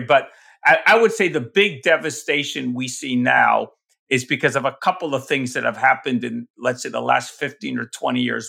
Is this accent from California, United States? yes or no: no; New York, United States; I'm from New York